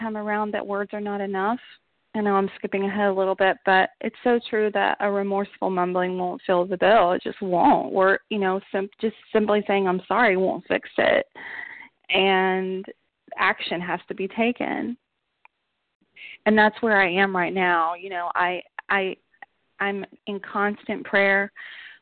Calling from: Knoxville, Tennessee, United States; I'm calling from Knoxville, Tennessee

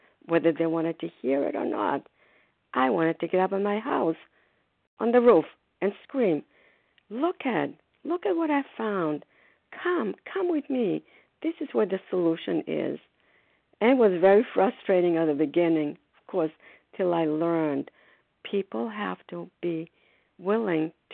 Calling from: Foxborough, Massachusetts, United States; I'm calling from Foxborough, Massachusetts

